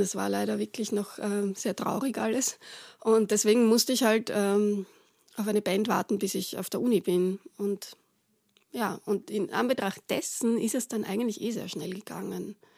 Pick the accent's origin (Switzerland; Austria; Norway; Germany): Austria; Retz, Lower Austria; moved away as an adult; wo ich aufgewachsen bin also teilweise hingezogen sind, äh, nämlich eben äh, nach Retz.